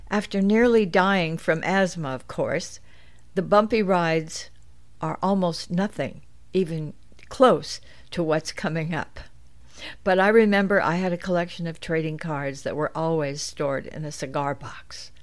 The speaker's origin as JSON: {"language": "English", "town": "Los Angeles", "region": "California", "country": "United States", "tie": "born or raised there", "also_born_or_lived": "Santa Monica, California / Brentwood, California"}